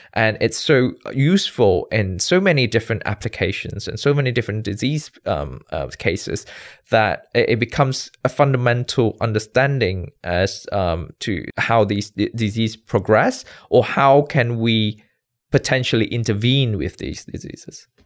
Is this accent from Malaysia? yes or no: yes; Malaysia; moved away as an adult; also born or lived in United Kingdom / New York, United States / New Jersey, United States; born and bred in Malaysia